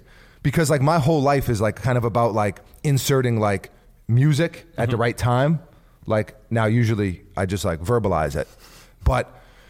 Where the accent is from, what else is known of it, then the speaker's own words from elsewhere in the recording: New York City, New York, United States; We're both from New York City.